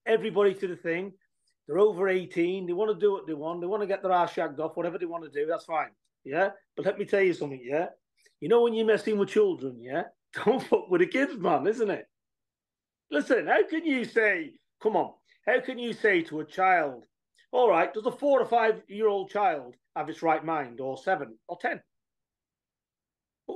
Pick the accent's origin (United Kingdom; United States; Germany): United Kingdom; England; We're from England